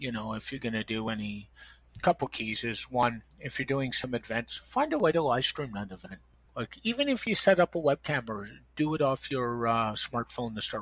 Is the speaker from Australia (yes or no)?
no; Toronto, Ontario, Canada; also born or lived in Montreal, Quebec; I was born in Montreal. I've lived in Toronto since 1983. My dad got transferred